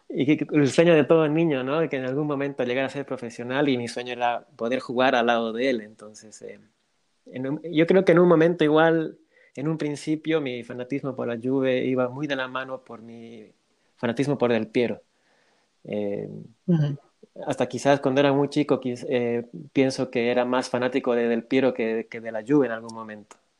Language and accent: Spanish; Bolivia; yo soy de Bolivia